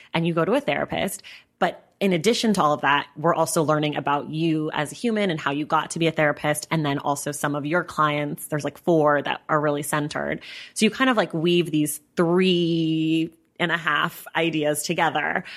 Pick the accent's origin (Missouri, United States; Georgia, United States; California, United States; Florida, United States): California, United States; Northern; now in Los Angeles, United States; I'm from Northern California